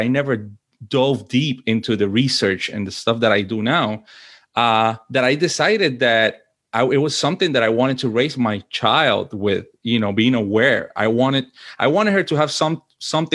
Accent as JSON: {"language": "English", "country": "Puerto Rico", "tie": "born or raised there", "also_born_or_lived": "Washington, D.C.", "moved": "as an adult", "lives_now": "United States", "said": "I was born and raised in Puerto Rico, and I lived there until I was an adult pretty much, right? I think the choice of coming to the U.S. was mine as an adult."}